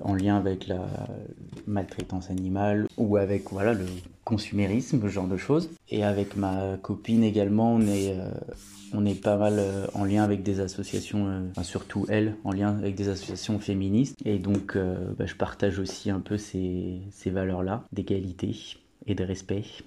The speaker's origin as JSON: {"language": "French", "region": "Pays de la Loire", "country": "France", "said": "je viens de la région des Pays de la Loire"}